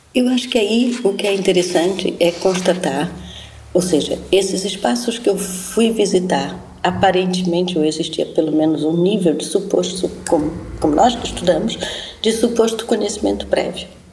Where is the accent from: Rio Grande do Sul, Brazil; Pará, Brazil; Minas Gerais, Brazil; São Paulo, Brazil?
Pará, Brazil; born or raised there